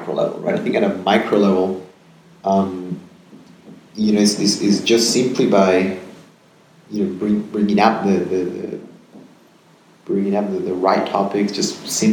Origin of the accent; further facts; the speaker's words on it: Peru; moved away; also born or lived in United States / Netherlands / Geneva / Amsterdam; I'm born and raised in Peru.